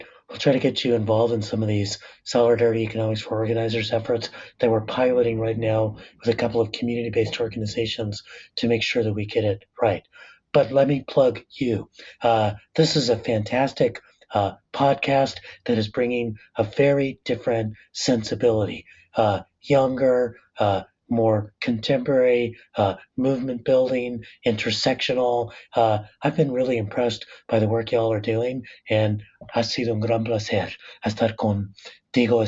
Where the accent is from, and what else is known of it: La Puente, California, United States; born or raised there